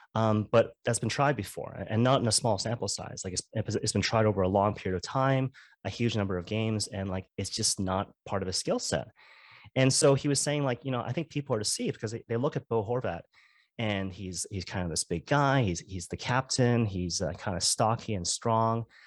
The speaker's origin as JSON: {"language": "English", "town": "Vancouver", "region": "British Columbia", "country": "Canada", "said": "I'm from Vancouver, so I'm a Vancouver Canucks fan"}